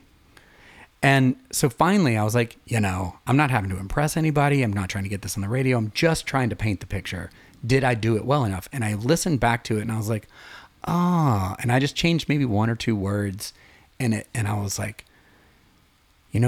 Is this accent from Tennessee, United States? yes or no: yes; East Tennessee, United States; I'm from East Tennessee